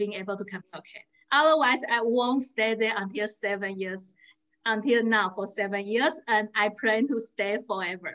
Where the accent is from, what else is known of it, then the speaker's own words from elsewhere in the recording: Taiwan; first language Mandarin; English is a second language; now in Connecticut, United States; I am from Taiwan, so I speak Mandarin and English is my second language